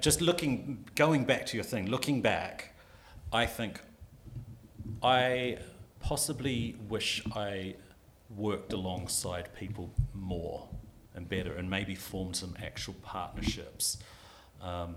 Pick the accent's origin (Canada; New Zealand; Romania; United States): New Zealand; moved away as an adult; now in United Kingdom; I'm from New Zealand. I went to film school in New Zealand.